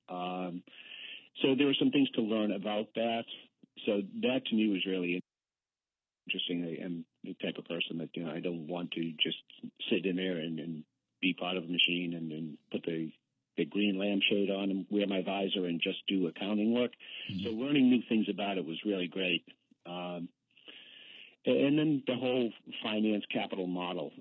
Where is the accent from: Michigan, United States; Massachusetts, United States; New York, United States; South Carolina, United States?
Massachusetts, United States; Boston; I grew up in Boston proper